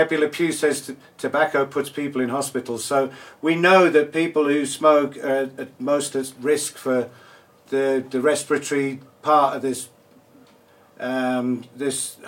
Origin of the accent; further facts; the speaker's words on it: England, United Kingdom; now in South Africa; I'm English